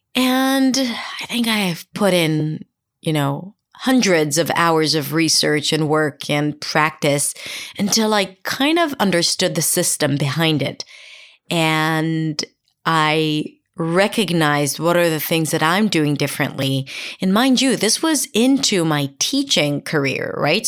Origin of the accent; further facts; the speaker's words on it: Israel; first language Hebrew; English is a second language; Hebrew, for example, my native language, is a lot more monotone. And if I were to apply the Israeli intonation